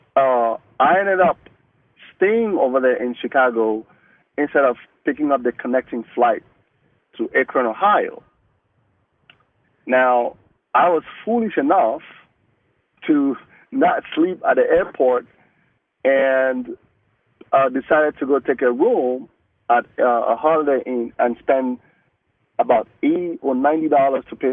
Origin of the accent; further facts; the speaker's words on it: Cameroon; first language Mungaka; English is a second language; moved away as an adult; now in United States; I'm from West Africa. I just came into the country for the first time.